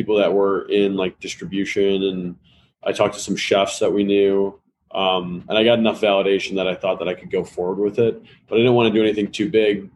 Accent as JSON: {"language": "English", "town": "Hoffman Estates", "region": "Illinois", "country": "United States", "tie": "born or raised there", "said": "I grew up in Hoffman Estates, so northwest suburbs of Chicago"}